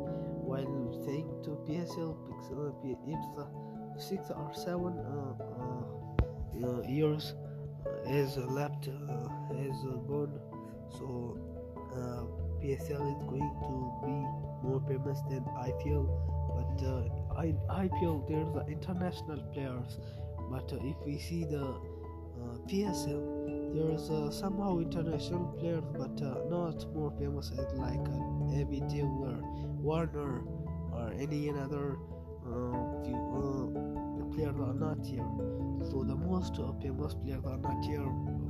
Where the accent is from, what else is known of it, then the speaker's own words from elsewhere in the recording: Pakistan; I am from Pakistan.